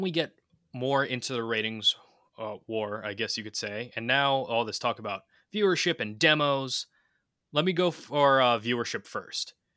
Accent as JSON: {"language": "English", "region": "New York", "country": "United States", "said": "we're from New York"}